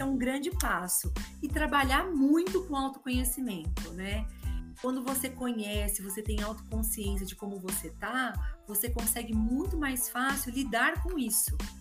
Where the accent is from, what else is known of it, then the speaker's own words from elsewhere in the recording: Guarulhos, São Paulo, Brazil; also born or lived in Monte Aprazível; eu nasci em Guarulhos, vim para Monte Aprazível, e depois voltei, vim com 12, depois voltei com 17 para estudar